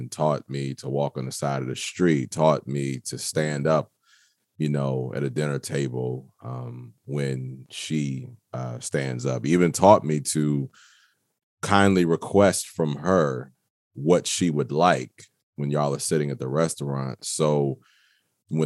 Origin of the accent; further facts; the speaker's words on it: Waldorf, Maryland, United States; I am from Waldorf, Maryland